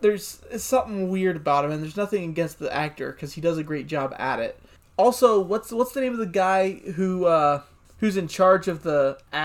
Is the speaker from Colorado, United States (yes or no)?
no; Texas, United States; I'm from Texas